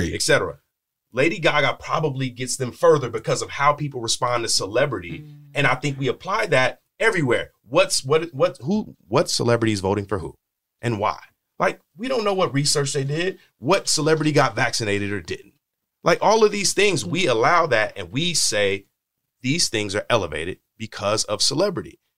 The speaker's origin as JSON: {"language": "English", "town": "Bakersfield", "region": "California", "country": "United States", "said": "I'm from Bakersfield. It's a small minded place."}